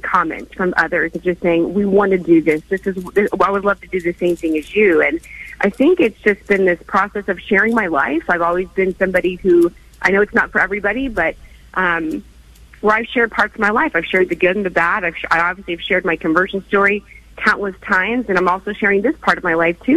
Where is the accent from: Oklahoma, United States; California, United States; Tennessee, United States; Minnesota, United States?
Oklahoma, United States; moved away; I was personally born and raised in Oklahoma on a farm